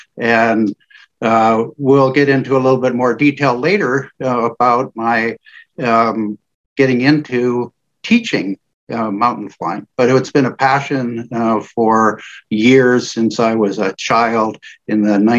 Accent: Sheboygan County, East Central Wisconsin, United States; moved away as an adult; now in California, United States; I'm from East Central Wisconsin, Sheboygan County, and that's not quite the flatlands because we have the Kettle Moraine.

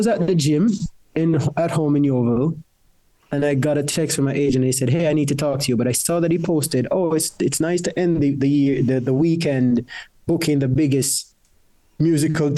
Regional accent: Clarendon, Jamaica; moved away as an adult; now in United Kingdom; I grew up in Jamaica, in Clarendon, in a place where we went 20 minutes to the river to fetch our water

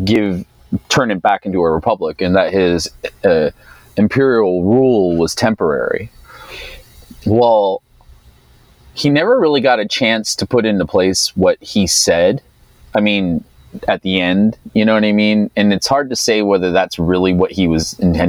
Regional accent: United States; I grew up in the United States

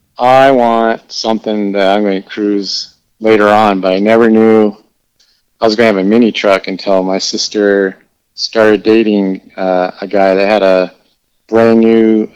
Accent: Escondido, California, United States; also born or lived in Minnesota; I was born in Escondido, which is, like, 30 miles north of San Diego. And when I was 6 years old, we were transferred back to Minnesota, and we lived there for 9 months

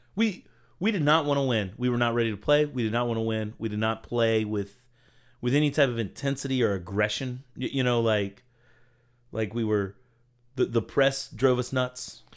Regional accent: Virginia, United States; I was born in Virginia

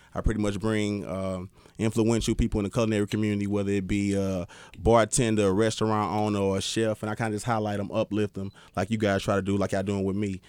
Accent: St. Louis, Missouri, United States; I'm from Saint Louis

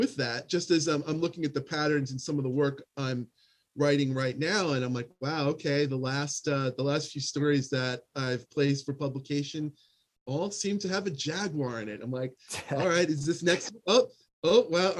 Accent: United States; as an American, hopefully not an ugly American

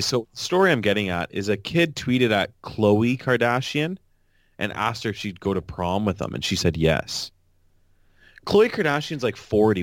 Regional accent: Canada; as a Canadian

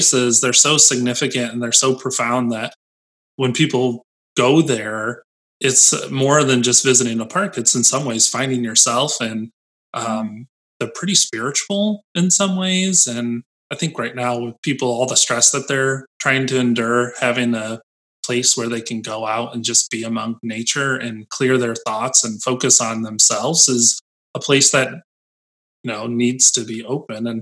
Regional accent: United States; I grew up near Lake Michigan Lakeshore, and the dunes was always accessible to me

